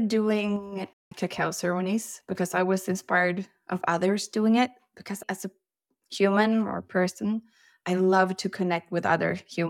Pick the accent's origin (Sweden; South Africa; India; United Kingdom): Sweden; now in Norway; Well, I'm from Sweden, but I live in Norway, so we are in Europe.